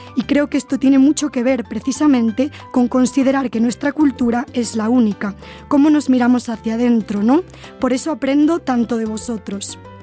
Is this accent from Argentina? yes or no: no; Spain; moved away as an adult; now in Puebla, Mexico; Vengo de España, de la Universidad Nebrija